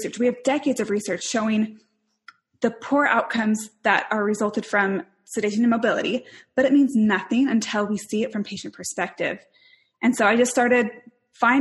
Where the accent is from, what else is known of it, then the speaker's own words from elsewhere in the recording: Spokane, Washington, United States; moved away as an adult; also born or lived in Salt Lake City, Utah; I grew up in Spokane, Washington